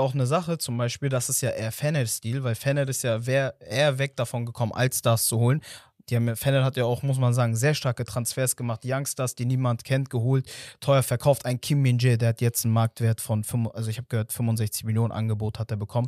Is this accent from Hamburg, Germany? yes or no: yes; Hamburg, Germany; als jemand, der in der Nähe von St. Pauli aufgewachsen ist